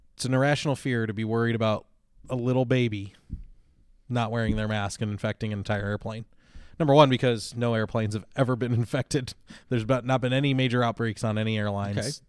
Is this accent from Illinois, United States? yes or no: yes; Chicago, Illinois, United States; I grew up in Chicago, uh, the suburbs of Chicago